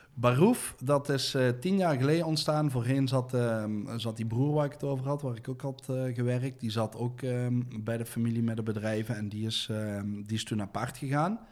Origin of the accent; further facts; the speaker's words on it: Deurne, North Brabant, Netherlands; daar ben ik opgegroeid in, in de sint Joseph parochie bij de atletiekbaan